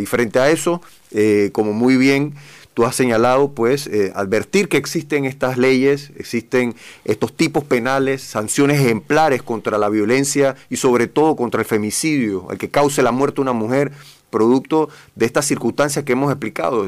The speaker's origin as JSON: {"language": "Spanish", "country": "Panama", "said": "como panameños"}